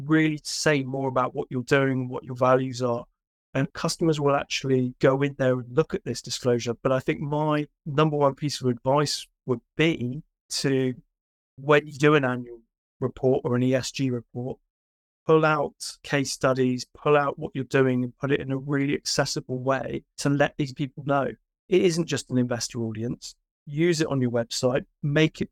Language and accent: English; United Kingdom; not being American, being British